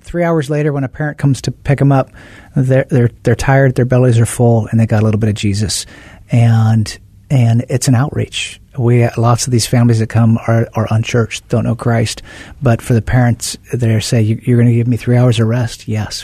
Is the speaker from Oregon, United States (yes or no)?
yes; Oregon, United States; moved away as an adult; also born or lived in Tucson, Arizona; I grew up in Oregon, went to the University of Arizona down there in Tucson